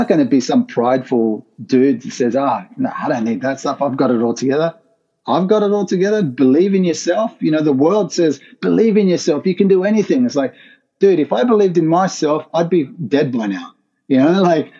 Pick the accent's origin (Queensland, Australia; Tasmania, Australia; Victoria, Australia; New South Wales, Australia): New South Wales, Australia; Sydney; moved away as an adult; also born or lived in Rockdale; now in Brisbane, Australia; born and raised in Sydney. I came to Brisbane a year ago